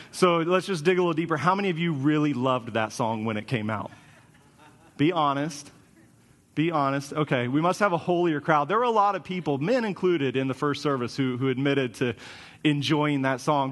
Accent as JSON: {"language": "English", "region": "Kansas", "country": "United States", "tie": "born or raised there", "moved": "as an adult", "said": "I grew up in Kansas, so everything was flat"}